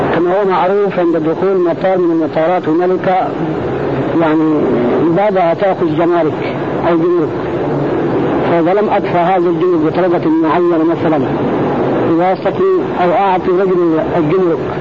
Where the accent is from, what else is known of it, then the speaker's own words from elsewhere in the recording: Sudan; عندنا في السودان